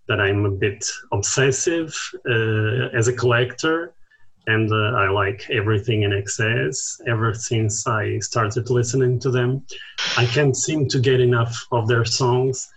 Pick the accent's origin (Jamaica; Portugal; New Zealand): Portugal; also born or lived in Porto; from Portugal. I live in Porto or Oporto.